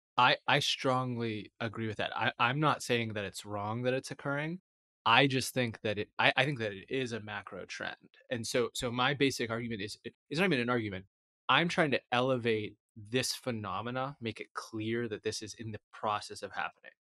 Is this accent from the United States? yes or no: yes; United States; as an American